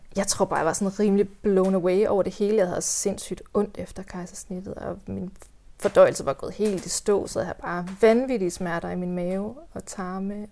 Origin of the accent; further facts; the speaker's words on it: Hvide Sande, Central Denmark Region, Denmark; also born or lived in Copenhagen / Central Jutland / North Jutland; now in Hjørring area, Denmark; jeg er vokset op i Hvide Sande